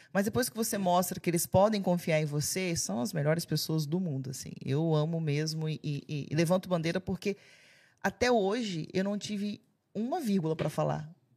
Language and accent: Portuguese; Alegre, Espírito Santo, Brazil; moved away as an adult; now in Portugal; Eu sou de Alegre